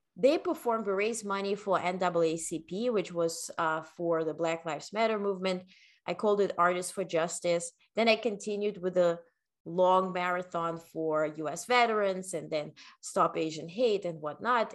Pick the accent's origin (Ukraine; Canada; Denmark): Ukraine; English is a second language; also born or lived in Netherlands / North Carolina / New York; now in United States; I was born in the Ukraine